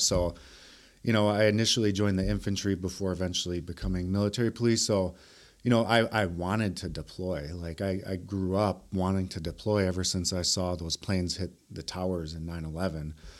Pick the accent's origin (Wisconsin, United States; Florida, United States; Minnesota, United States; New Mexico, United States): Wisconsin, United States; Milwaukee; I was raised here in Milwaukee, um, on the South Side